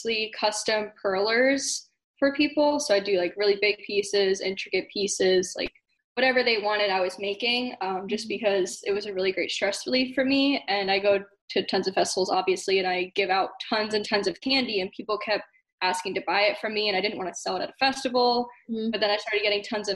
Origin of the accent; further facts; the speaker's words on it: Florida, United States; moved away as an adult; now in Atlanta, United States; I am from Florida, but I moved to Atlanta right after EDC Orlando last year, so in November.